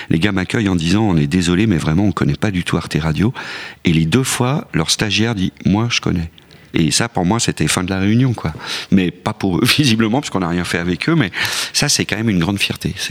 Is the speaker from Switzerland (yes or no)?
yes; Switzerland; Non, moi je viens de la Suisse, donc je suis pas vraiment un sujet.